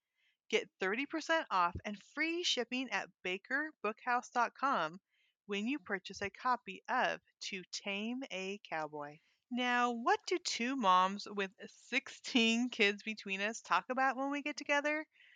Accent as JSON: {"language": "English", "town": "Weed", "region": "California", "country": "United States", "tie": "born or raised there", "moved": "yes", "lives_now": "Arkansas, United States", "said": "I grew up almost to Oregon. So I grew up in Weed, California."}